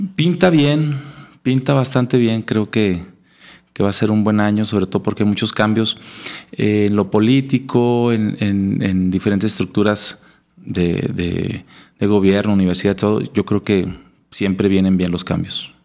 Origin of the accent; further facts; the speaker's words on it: Monclova, Coahuila, Mexico; moved away as an adult; also born or lived in Saltillo, Mexico; Soy originario de Monclova, Coahuila.